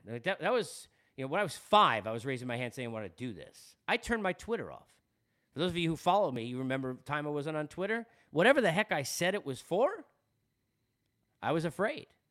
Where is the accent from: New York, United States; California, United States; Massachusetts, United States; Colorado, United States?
New York, United States; Long Island; accent: Long Island; I'm from Long Island